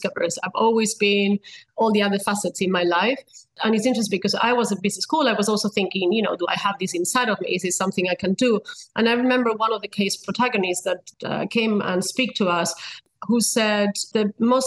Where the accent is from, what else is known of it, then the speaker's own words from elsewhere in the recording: Spain; moved away as an adult; also born or lived in United States; now in London, United Kingdom; I was born and raised in Spain.